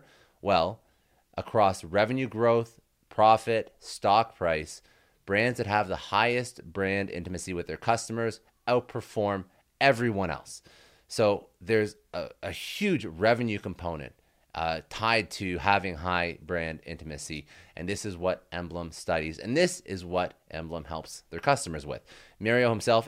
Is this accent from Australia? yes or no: no; Toronto, Ontario, Canada; I'm Canadian as well, so I'm also from Toronto.